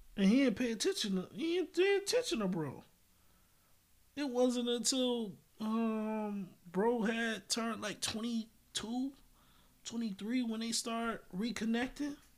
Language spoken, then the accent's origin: English; United States; also born or lived in Japan; I grew up in America